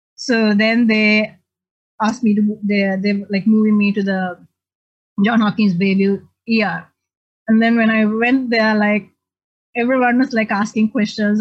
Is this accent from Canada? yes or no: no; Sri Lanka; also born or lived in Australia; now in Arlington, United States; I'm originally from Sri Lanka